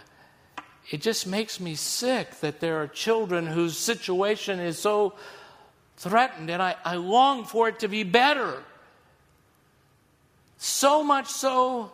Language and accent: English; Missouri, United States; I'm from Missouri